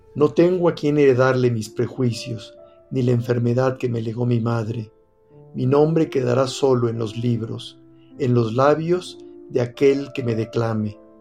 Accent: Tequila, Jalisco, Mexico; yo siendo de pueblo, que crecí en Tequila

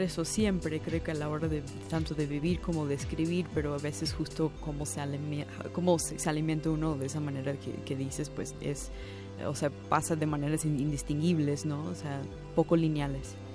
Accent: New Jersey, United States; first language English; Spanish is a second language; moved away as an adult; also born or lived in New York City; now in Mexico City, Mexico; nací en Nueva York, crecí en los suburbios de esa ciudad, en el estado de Nueva Jersey. Vivo en México DF desde hace unos seis años casi

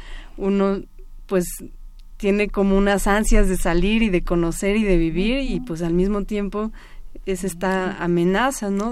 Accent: Mexico City, Mexico; yo nací en la Ciudad de México, toda mi vida eh, he vivido en la ciudad

